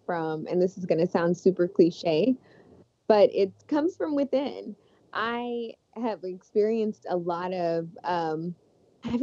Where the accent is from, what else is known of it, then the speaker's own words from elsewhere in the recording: Las Vegas, Texas, United States; I grew up in Texas in the 90s, and also Las Vegas